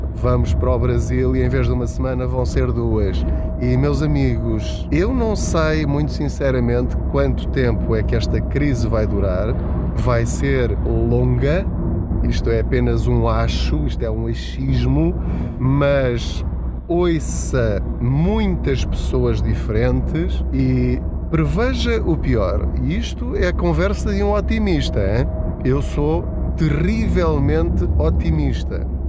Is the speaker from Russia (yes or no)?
no; Portugal; Enquanto portugueses